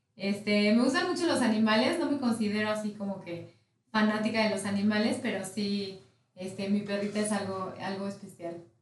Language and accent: Spanish; Mexico; soy mexicana de nacimiento, de corazón y fan de, de nuestro país